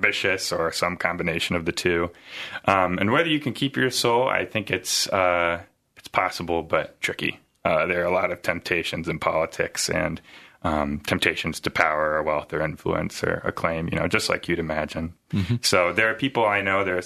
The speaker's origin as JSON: {"language": "English", "town": "Des Moines", "region": "Iowa", "country": "United States", "tie": "born or raised there", "also_born_or_lived": "Sioux City, Iowa", "said": "I was born in Sioux City, grew up mostly here in the Des Moines area, though"}